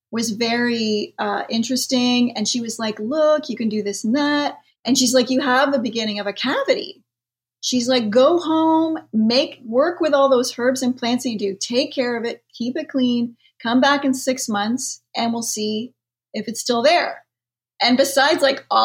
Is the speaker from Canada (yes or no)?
yes; Canada; I am Canadian.